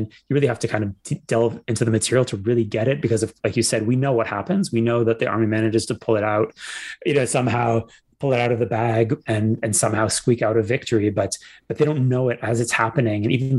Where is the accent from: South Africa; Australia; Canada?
Canada; Toronto, Ontario; now in Israel; by virtue of having grown up in Canada, although I grew up in a less cool city than Leonard Cohen. He's from Montreal and I'm from Toronto, which is a very lame city compared to Montreal.